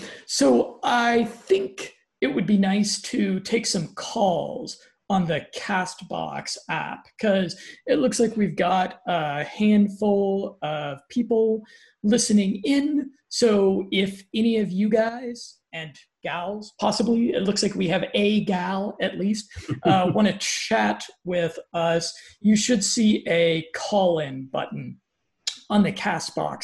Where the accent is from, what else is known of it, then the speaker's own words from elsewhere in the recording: Colorado, United States; I'm from Colorado